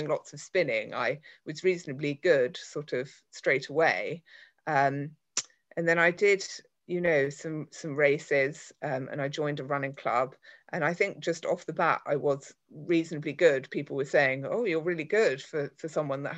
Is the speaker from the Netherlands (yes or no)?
no; London, United Kingdom; moved away as an adult; also born or lived in Canterbury; I'm from London, but I moved to a place called Canterbury for work.